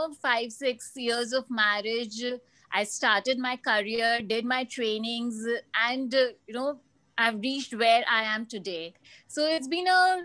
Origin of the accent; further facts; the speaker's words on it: Kolkata, West Bengal, India; I'm from India, Calcutta